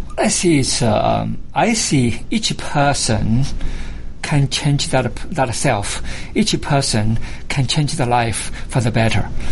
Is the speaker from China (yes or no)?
yes; China; moved away as an adult; now in United States; I was born in China, because this is my home for the last uh, 35 years.